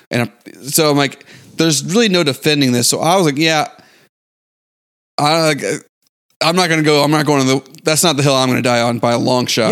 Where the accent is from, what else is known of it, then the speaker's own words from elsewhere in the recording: Houston, Texas, United States; also born or lived in San Antonio; Growing up in Houston